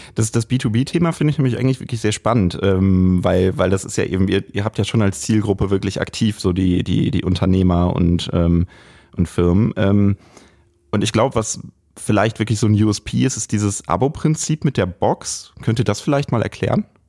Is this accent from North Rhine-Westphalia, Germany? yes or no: yes; Lippstadt, North Rhine-Westphalia, Germany; moved away; ich bin äh, gebürtiger Lippstädter